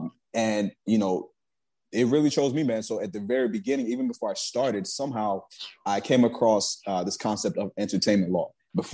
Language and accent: English; Nigeria; but, you know, I'm Nigerian.